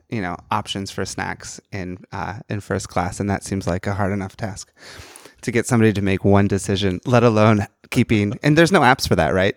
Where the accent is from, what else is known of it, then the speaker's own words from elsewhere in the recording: New York, United States; moved away as an adult; also born or lived in Manhattan / Queens; now in Bay Area, United States; I'm originally from New York, lived in Manhattan and Queens for the last eleven years. I just moved to the Bay Area